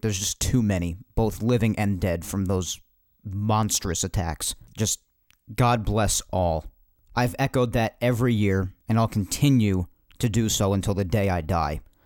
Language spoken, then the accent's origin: English; New York, United States; us New Yorkers